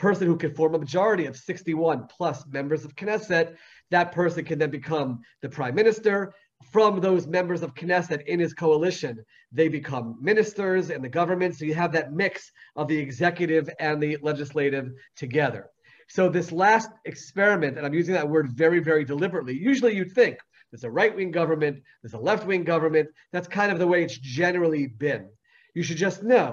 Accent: United States; now in Israel; I grew up in the United States of America

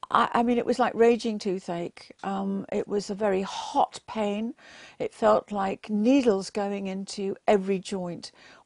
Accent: England, United Kingdom; born there; I was born in England, and my parents went to church every single Sunday. And we thought, because we were born in a Christian country and that we went to church every Sunday, that we were going to heaven.

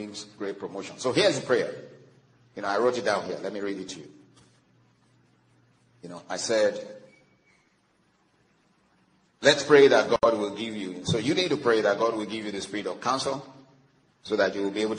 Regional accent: Nigeria; I'm from Nigeria, and unfortunately, that place is collapsing

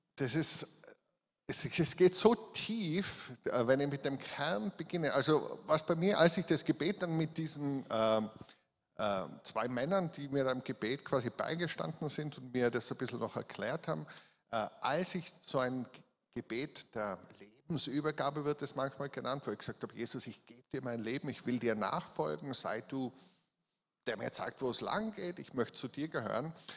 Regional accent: Innsbruck, Tyrol, Austria; accent: Tyrolean; also born or lived in Hall in Tirol; ich bin in Innsbruck geboren

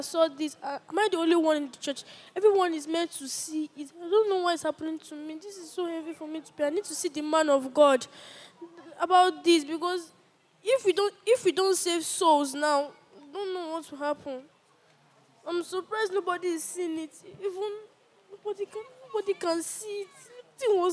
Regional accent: Anambra, Nigeria; I'm from Nigeria, Anambra State.

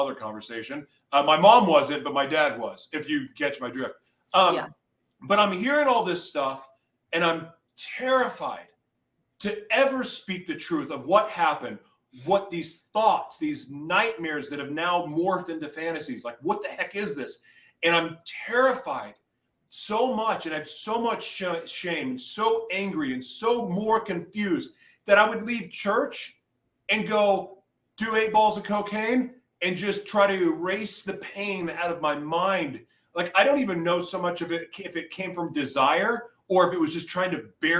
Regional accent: Oklahoma, United States; moved away; also born or lived in California; I grew up in Oklahoma before moving to California. I've moved all over the place since then

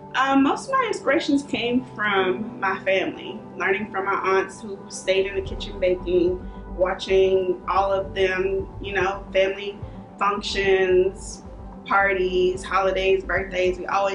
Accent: Houston, Texas, United States; from Culture Suites. I'm 33 and I am from Houston, Texas.

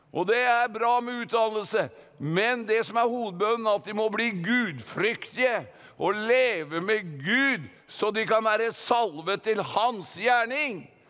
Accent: Gudbrandsdalen, Innlandet, Norway; Vi har en dal i Norge som heter Gudbrandsdalen, og jeg er gudbrandsdøl

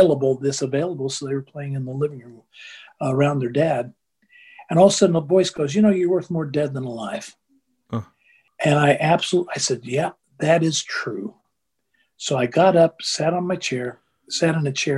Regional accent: United States; I'm an American

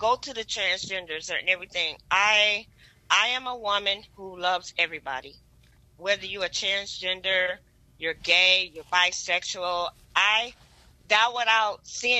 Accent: Detroit, Michigan, United States; now in San Antonio, United States; Born and raised from Detroit, Michigan.

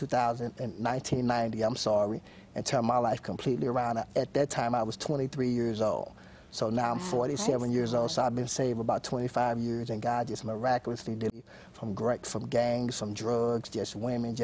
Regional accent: St. Louis, Missouri, United States; born and raised in St. Louis

